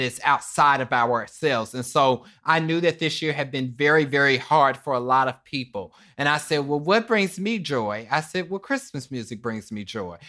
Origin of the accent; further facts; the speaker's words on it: Kansas City, Kansas, United States; I'm from Kansas City, Kansas, Wanda County